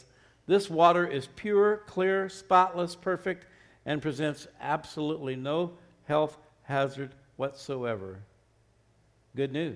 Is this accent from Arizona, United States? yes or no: yes; Arizona, United States; now in Albuquerque, United States; I grew up in Arizona, another state that doesn't have a lot of water